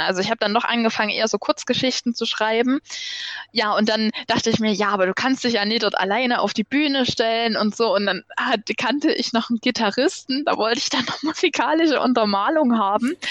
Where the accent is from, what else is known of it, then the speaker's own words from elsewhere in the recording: Chemnitz, Saxony, Germany; bei uns in Chemnitz